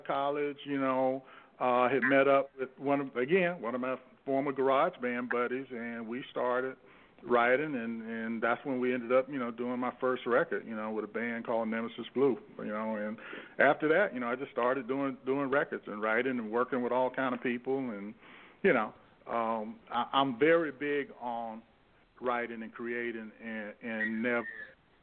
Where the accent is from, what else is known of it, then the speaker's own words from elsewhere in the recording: St. Petersburg, Florida, United States; I grew up in Florida. I'm from St. Petersburg, Florida.